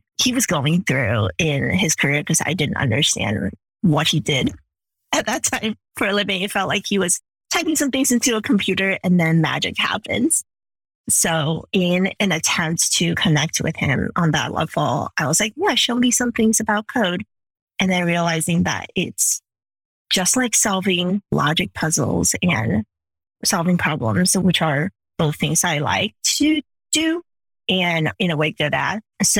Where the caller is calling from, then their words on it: Chicago, Illinois, United States; I'm joining you from Chicago today, bright and early in the morning.